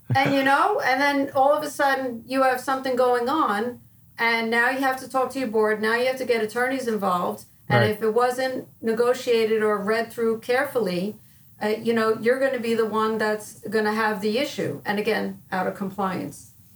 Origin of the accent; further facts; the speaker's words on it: Wayne, New Jersey, United States; I grew up in Wayne, New Jersey, which is North Jersey, about probably about a half an hour away from New York City.